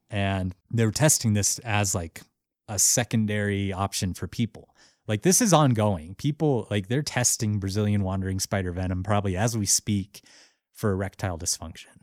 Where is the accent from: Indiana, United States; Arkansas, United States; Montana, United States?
Montana, United States; Missoula; they're based out of my hometown, Missoula, Montana